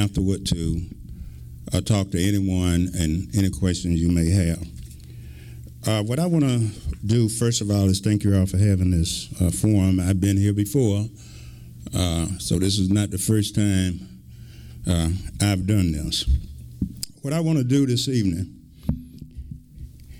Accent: Milledgeville, Georgia, United States; My caring started right here in Milledgeville. I was born here in Oconee Heights, finished high school here

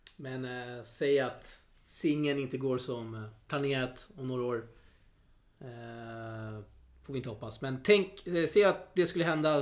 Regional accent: Sweden; som svensk här uppfödd, född och uppvuxen i Sverige

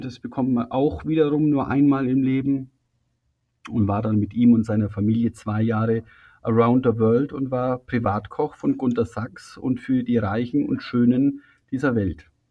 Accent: Füssen, Bavaria, Germany; ich bin 1968 in Füssen geboren

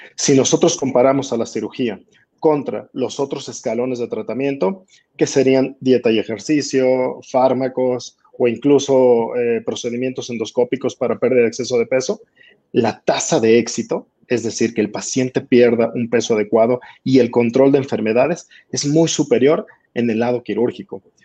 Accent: Mexico; En mi país, en México

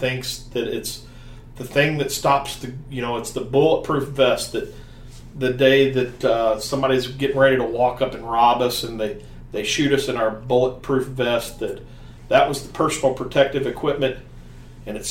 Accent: the South, United States; accent: southern; my southern accent

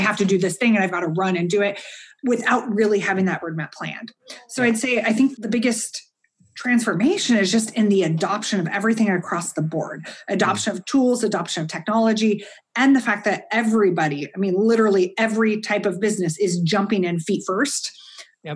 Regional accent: United States; I'm an American

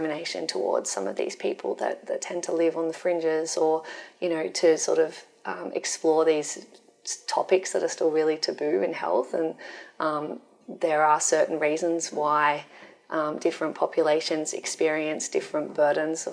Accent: Wollongong, New South Wales, Australia; moved away as an adult; now in Sydney, Australia; I'm from Wollongong originally, and I love Wollongong, and I moved to Sydney so that I could continue working here

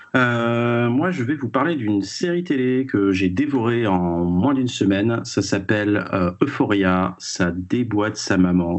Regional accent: France; chez nous en France

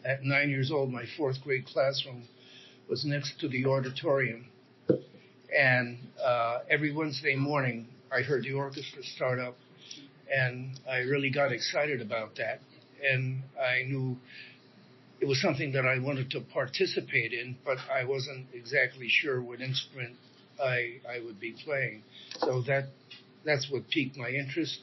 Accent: Newark, New Jersey, United States; I was born in Newark, New Jersey, in April

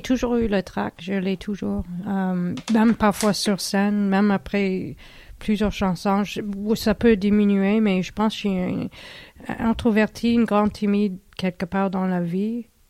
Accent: Harriston, Ontario, Canada; moved away; je viens de l'Ontario, euh, c'était dans une toute petite ville qui s'appelait Harriston. Euh, en Ontario

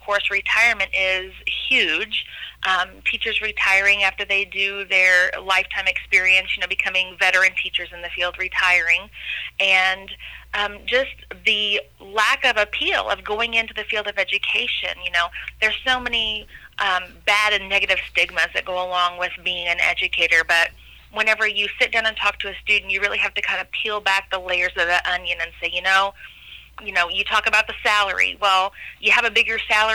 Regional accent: Pinckneyville, Illinois, United States; also born or lived in Du Quoin, Illinois; I'm a hometown girl born and raised in Pinckneyville, Illinois.

